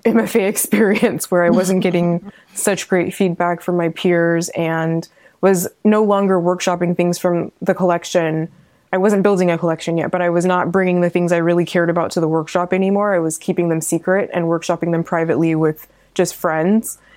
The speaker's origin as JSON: {"language": "English", "region": "California", "country": "United States", "tie": "born or raised there"}